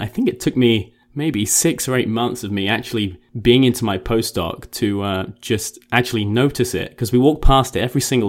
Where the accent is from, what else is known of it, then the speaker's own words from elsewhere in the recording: England, United Kingdom; Because I'm English